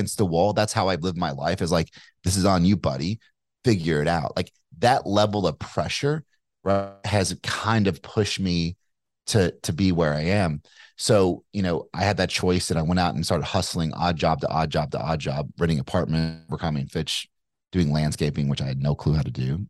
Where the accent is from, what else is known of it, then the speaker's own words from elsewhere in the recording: Kentucky, United States; accent: Kentucky; Like, yeah, that's great, but I'm from Kentucky. I had like more of a Kentucky accent. Like, you know, I'm from Kentucky.